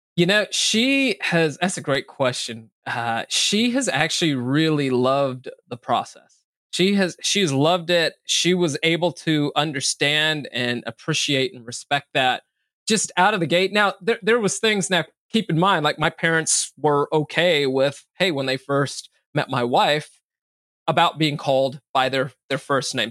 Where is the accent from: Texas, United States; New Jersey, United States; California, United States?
California, United States; Bay Area; also born or lived in Minneapolis, Minnesota / Sacramento, California; grew up in the in the Bay Area